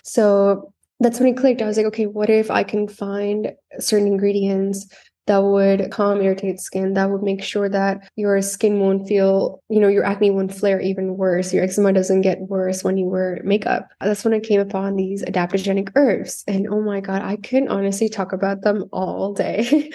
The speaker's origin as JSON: {"language": "English", "country": "Canada", "tie": "born or raised there", "also_born_or_lived": "South India / Alberta, Canada", "moved": "as an adult", "lives_now": "Los Angeles, United States", "said": "I was born in India, in South India. I grew up there till I was ten years old. And then I, my family and I moved to Canada, where I spent most of my life there"}